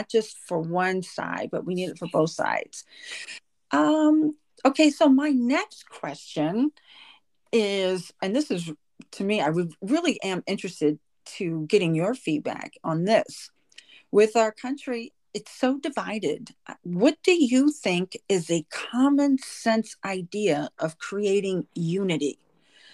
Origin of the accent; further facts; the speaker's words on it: Los Angeles, California, United States; now in New York, United States; I was raised in Los Angeles